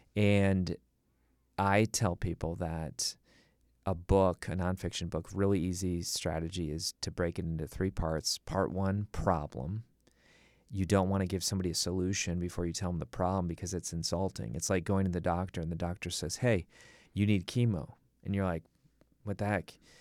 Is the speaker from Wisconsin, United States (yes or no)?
yes; Milwaukee, Wisconsin, United States; I grew up in Milwaukee, Wisconsin